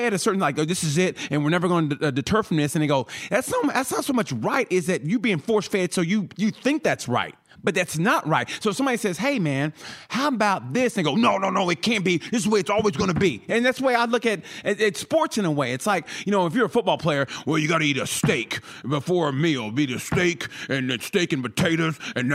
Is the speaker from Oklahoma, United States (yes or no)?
yes; Oklahoma, United States; moved away; I'm from Oklahoma originally